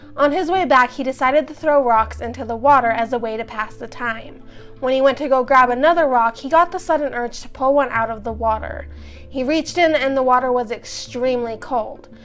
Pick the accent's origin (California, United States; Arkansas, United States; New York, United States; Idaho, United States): Idaho, United States; we're from Idaho